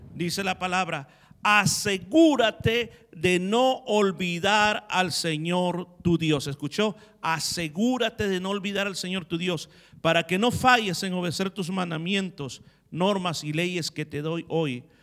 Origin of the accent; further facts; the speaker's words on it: El Salvador; moved away as an adult; now in Australia; los que venimos del Salvador